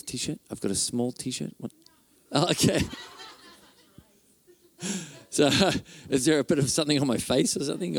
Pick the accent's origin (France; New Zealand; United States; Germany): New Zealand; Auckland; now in Whangarei, New Zealand; I grew up in Auckland, but we live in Whangarei now